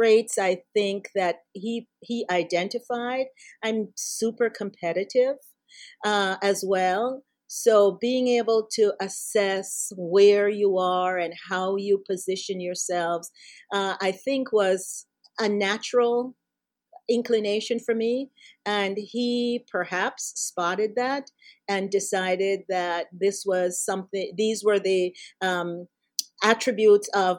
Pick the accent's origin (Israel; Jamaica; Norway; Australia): Jamaica; moved away as an adult; now in United States; I was raised in Jamaica. I came to the U.S. when I was 18 years old to go to college.